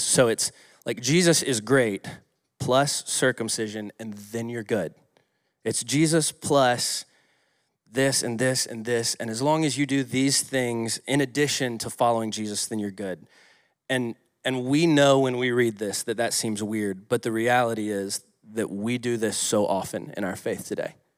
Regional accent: Atlanta, Georgia, United States; moved away; I grew up in Atlanta

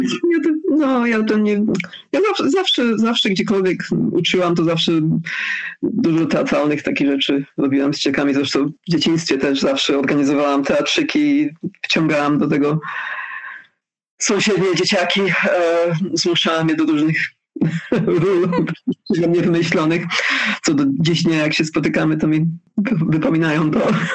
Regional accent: London, United Kingdom; Polish is a second language; moved away as an adult; also born or lived in Wales / Zambia / Canada; now in Poland; urodziłam się w Londynie, potem mieszkałam w Walii, kończyłam studia w Walii

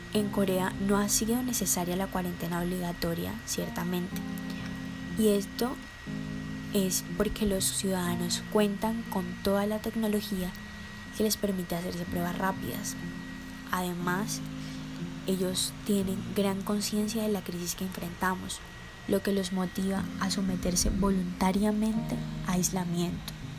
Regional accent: Colombia; nuestro papel como ciudadanos colombianos

